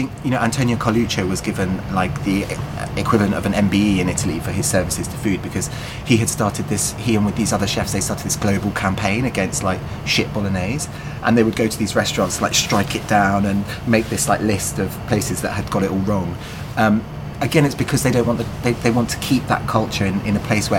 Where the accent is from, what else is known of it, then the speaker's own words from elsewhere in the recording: London, United Kingdom; growing up in London